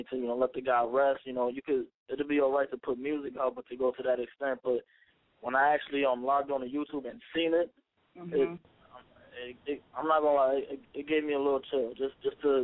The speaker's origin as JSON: {"language": "English", "town": "New York City", "region": "New York", "country": "United States", "tie": "born or raised there", "said": "I was born and raised on the South Bronx, New York"}